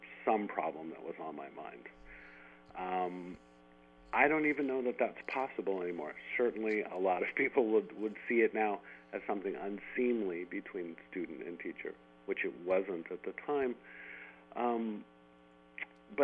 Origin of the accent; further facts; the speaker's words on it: San Jose, California, United States; a kid growing up in San Jose and, you know, in the 1970s